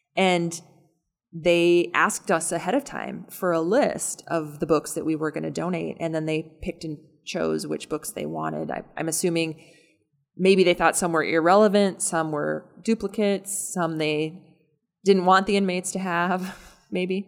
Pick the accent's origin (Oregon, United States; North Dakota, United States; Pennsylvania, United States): North Dakota, United States; now in Omaha, United States; I am also from North Dakota